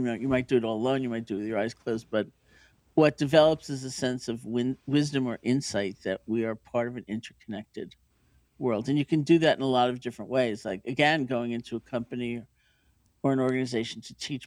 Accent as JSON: {"language": "English", "town": "New York City", "region": "New York", "country": "United States", "tie": "born or raised there", "said": "I grew up in New York City"}